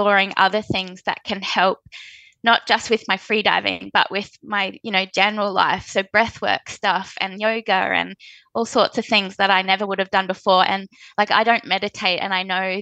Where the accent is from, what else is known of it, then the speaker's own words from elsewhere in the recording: Australia; As an Australian freediving athlete